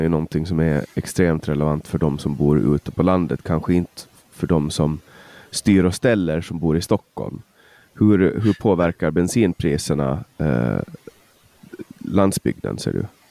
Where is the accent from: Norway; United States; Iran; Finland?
Finland; Åland; Alltså som ålänning